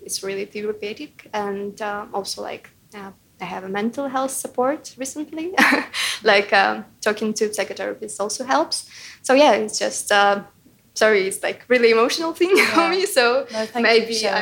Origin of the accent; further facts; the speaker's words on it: Ukraine; moved away as an adult; now in United Kingdom; my hometown was bombed and like 11 people died, 30 people were injured, and it was literally like really close to my house where my parents lived